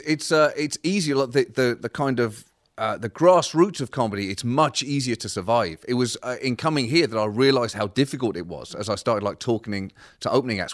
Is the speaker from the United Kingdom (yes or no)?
yes; Bedford, East of England, United Kingdom; moved away as an adult; also born or lived in Birmingham / Liverpool; now in United States; I was born in Birmingham. My family are from Liverpool, and I was raised in Bedford, uh, just about an hour north of London.